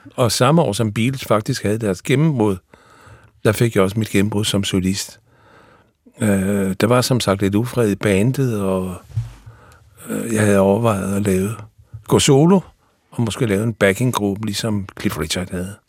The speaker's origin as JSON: {"language": "Danish", "town": "Odense", "region": "Southern Denmark", "country": "Denmark", "said": "i Odense, hvor jeg kommer fra"}